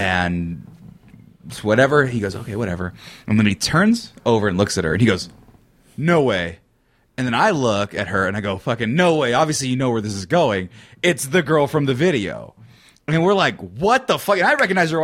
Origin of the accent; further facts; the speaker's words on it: California, United States; moved away as an adult; now in Texas, United States; I'm from California